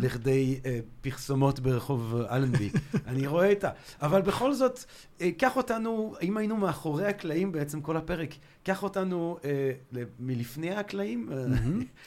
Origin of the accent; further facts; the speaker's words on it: Antwerp, Flanders, Belgium; moved away; אני גדלתי ב- בלגיה בשנות ה-שמונים